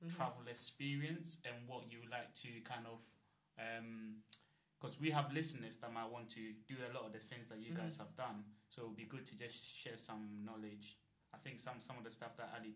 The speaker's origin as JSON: {"language": "English", "town": "Kumasi", "region": "Ashanti", "country": "Ghana", "tie": "born or raised there", "moved": "yes", "said": "Growing up in Ghana, when I was living in like Kumasi in some village"}